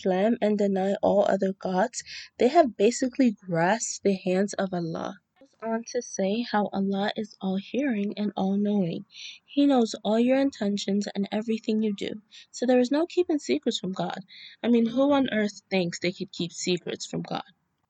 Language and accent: English; Nigeria; now in New York City, United States; I currently reside in NYC and I am Nigerian